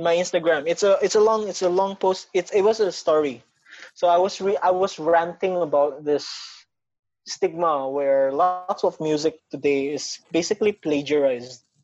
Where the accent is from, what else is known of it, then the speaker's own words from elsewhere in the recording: Batam, Riau Islands, Indonesia; now in Singapore; being a Filipino who was born and raised in Indonesia